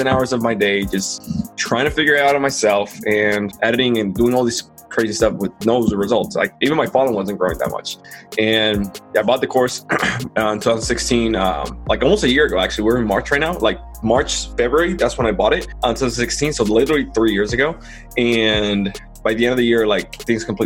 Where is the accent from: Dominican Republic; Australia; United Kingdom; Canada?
Dominican Republic; moved away as an adult; now in United States; I'm from Dominican Republic. I love my country, but reality is like it's a poor devil country. It's not developed, right? That's where I was born and grew up in.